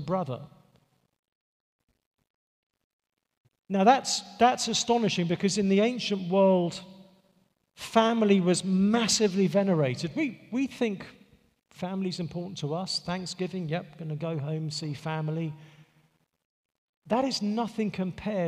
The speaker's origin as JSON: {"language": "English", "region": "England", "country": "United Kingdom", "moved": "yes", "said": "I'm from England"}